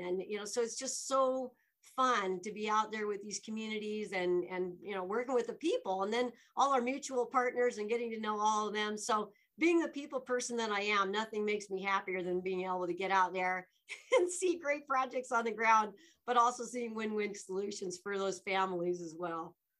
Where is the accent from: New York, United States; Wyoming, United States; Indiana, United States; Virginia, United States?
Wyoming, United States; Laramie; moved away as an adult; also born or lived in Dubois, Wyoming / Alaska / Washington, D.C.; now in Denver, United States; being born and raised in Wyoming